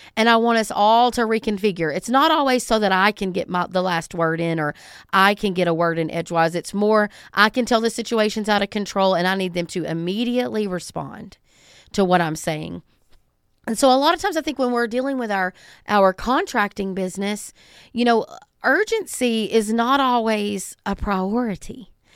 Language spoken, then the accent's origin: English; the South, United States; I'm from the South